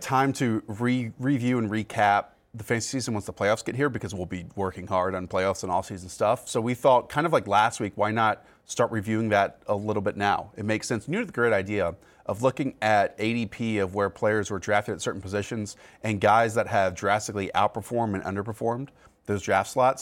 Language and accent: English; North Carolina, United States; now in Connecticut, United States; I grew up in North Carolina